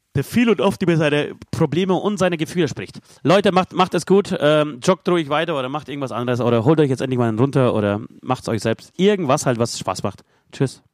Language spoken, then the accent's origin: German; Poland; moved away; als Pole